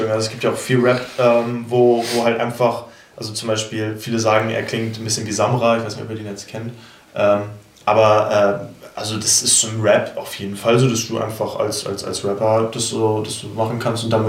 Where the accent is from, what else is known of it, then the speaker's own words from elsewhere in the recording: Kronsburg, Schleswig-Holstein, Germany; ich bin einfach hier in Kronzburg aufgewachsen, ne, bei in, einem, in einer glücklichen Familie, sag ich mal, ohne Probleme, ohne Flucht, ohne alles